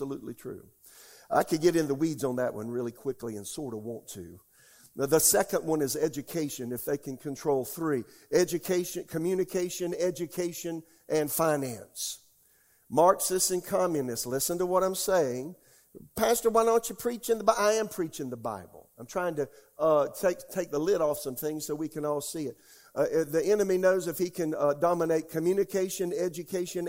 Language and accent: English; Deep South, United States; now in Raleigh, United States; I was raised in the Deep South.